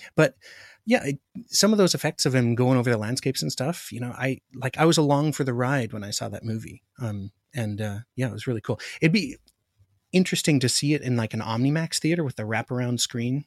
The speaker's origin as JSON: {"language": "English", "region": "Alaska", "country": "United States", "tie": "born or raised there", "said": "I grew up in Alaska"}